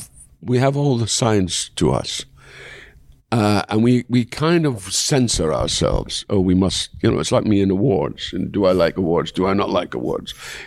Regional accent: Dundee, Scotland, United Kingdom; going back to my hometown

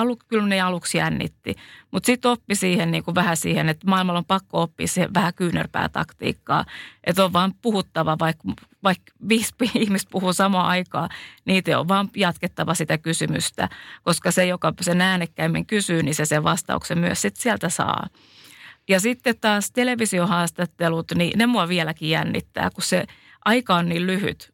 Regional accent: Finland; accent: Finnish; moved away; vaikka mä oon ollut pitkään maailmalla, niin kyllä mulla on se suomalainen aksentti

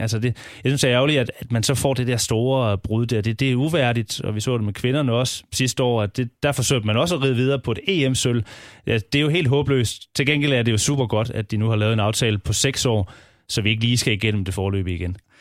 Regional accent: Southern Jutland, Southern Denmark, Denmark; jeg er fra Sønderjylland

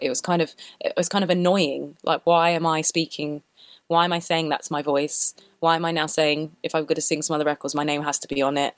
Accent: London, United Kingdom; I grew up in London, which is pretty multicultural

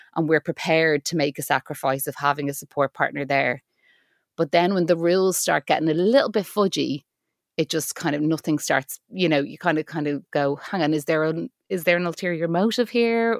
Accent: Ireland; I'm an Irish actor and writer

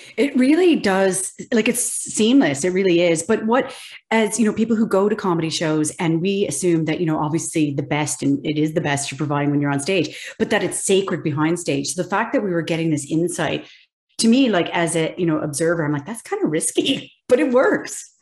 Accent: Kingston, Ontario, Canada; I am Kingston, Ontario.

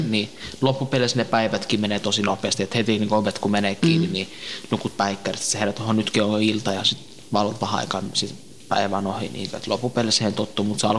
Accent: northern Iraq, Iraq; kun mä oon Irakin kurdi, niin mä oon Pohjois-Irakista

